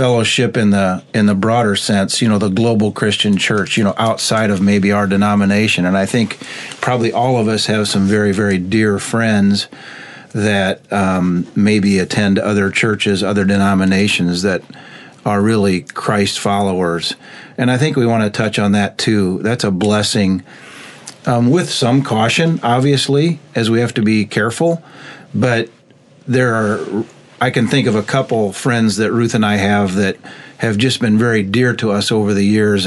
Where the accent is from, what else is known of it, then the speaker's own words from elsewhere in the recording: Goodfield, Illinois, United States; growing up in the Goodfield Church